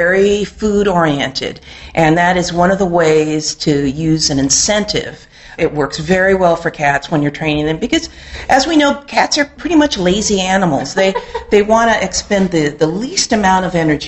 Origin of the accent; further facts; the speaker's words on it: Southern California, United States; now in Reston, Virginia, United States; I'm originally from Southern California.